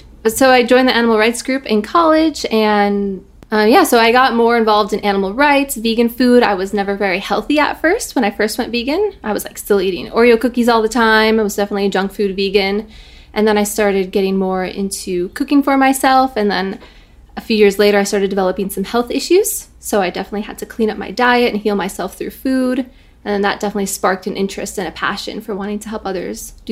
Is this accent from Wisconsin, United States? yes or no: yes; Wisconsin, United States; growing up in Wisconsin, my family was like